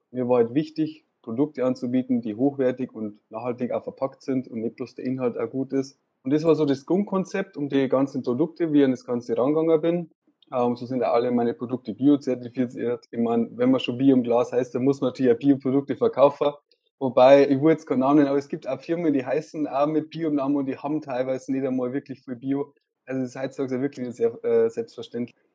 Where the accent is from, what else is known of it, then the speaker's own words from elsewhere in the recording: Straubing, Bavaria, Germany; born there; now in Regensburg, Germany; ich bin äh, 23 Jahre alt, ich bin in Straubing geboren und wohne seit ungefähr drei Jahren in Regensburg.